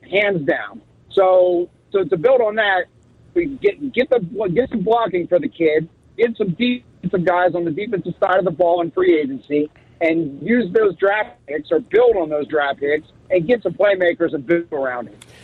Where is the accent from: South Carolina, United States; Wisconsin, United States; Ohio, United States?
Ohio, United States; Columbus; now in South Bend, United States; I'm in South Bend, but I'm originally from Columbus, Ohio